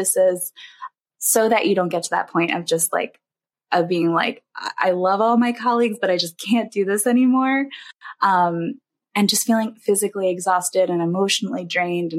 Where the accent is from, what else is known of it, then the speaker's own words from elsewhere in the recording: East Coast, United States; moved away as an adult; also born or lived in Illinois; we moved from Illinois back to the East Coast where we're from originally